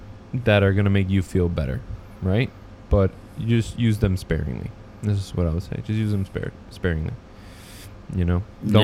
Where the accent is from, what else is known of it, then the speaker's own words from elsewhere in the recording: Michigan, United States; I'm from Michigan, and I.